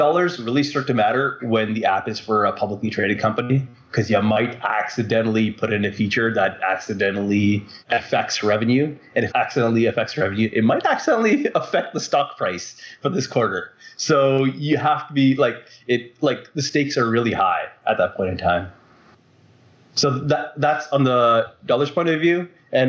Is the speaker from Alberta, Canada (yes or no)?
no; Vancouver, British Columbia, Canada; Hi, this is …. I'm from Vancouver, Canada.